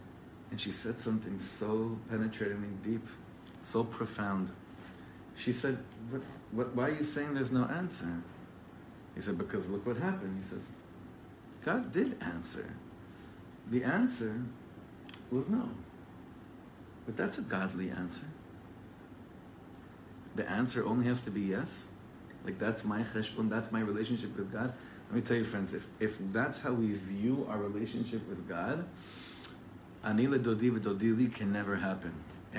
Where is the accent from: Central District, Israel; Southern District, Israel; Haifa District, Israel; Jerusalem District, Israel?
Central District, Israel; Ra'anana; also born or lived in Englewood, United States / Los Angeles, United States; But I was born in Englewood Hospital in New Jersey, and we made Aliyah from LA to Ra'anana, not too far, in 1989. I was 9 years old.